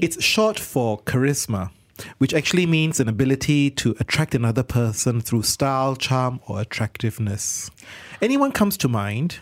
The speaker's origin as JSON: {"language": "English", "country": "Malaysia", "said": "in our country where we are diverse and multicultural"}